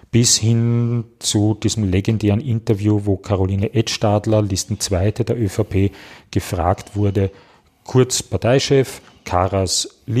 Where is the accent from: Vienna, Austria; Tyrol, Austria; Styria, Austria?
Vienna, Austria; Ich als Wiener kann leicht kein Auto haben.